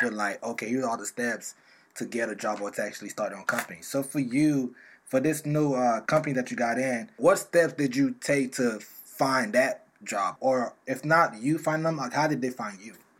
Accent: South Florida, United States; I'm from South Florida

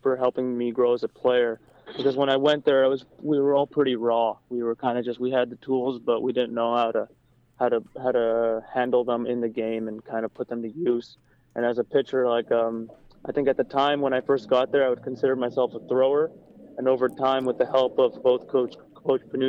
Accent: Canada; being Canadian

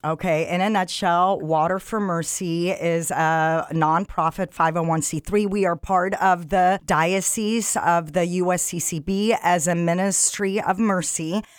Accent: Egypt; moved away; I'm African. I'm originally from Egypt

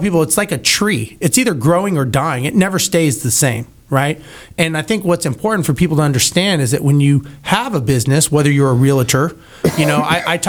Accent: California, United States; now in Houston, United States; growing up in California myself

